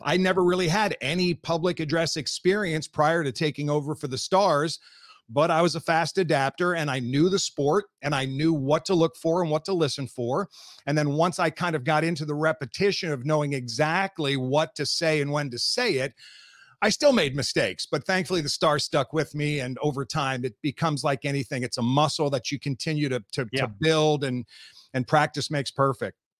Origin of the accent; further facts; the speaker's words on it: East Coast, United States; moved away as an adult; now in Dallas, United States; I grew up on the East Coast.